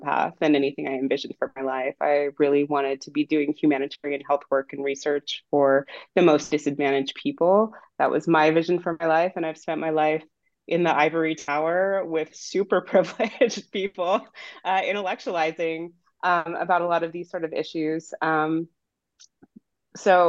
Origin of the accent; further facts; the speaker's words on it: Monterey Bay, California, United States; also born or lived in Provo, Utah; I grew up near the Monterey Bay in California, so not too far from where I am now.